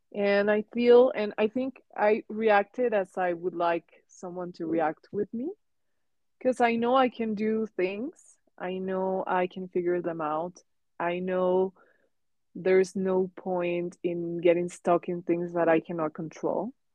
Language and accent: English; Mexico; English is a second language; moved away as an adult; now in Hong Kong; so it was the first time that I moved from Mexico. Um, and also it was a different language. I knew English English before